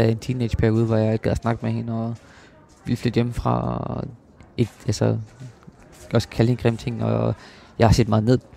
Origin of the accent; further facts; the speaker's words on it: Copenhagen, Capital Region of Denmark, Denmark; Øh, jeg kommer fra København, og hun fra Horsens, og så mødes vi på midten